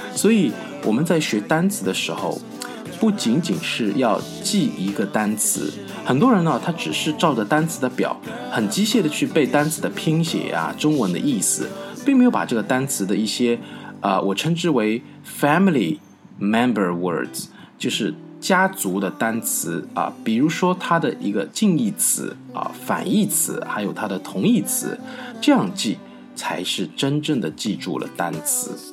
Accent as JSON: {"language": "Chinese", "country": "China", "said": "我们中国人"}